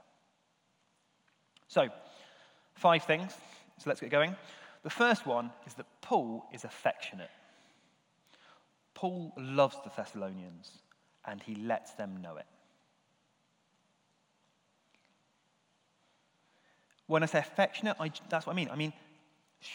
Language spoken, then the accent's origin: English; United Kingdom; we're British, and physical affection, not really the done thing for us